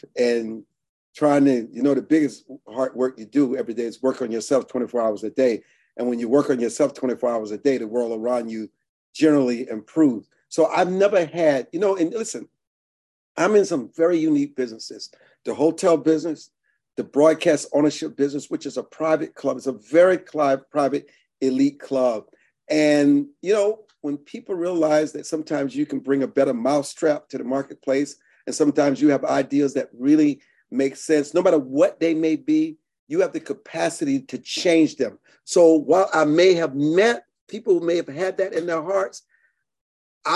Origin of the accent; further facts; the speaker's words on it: Deep South, United States; I grew up in the Deep South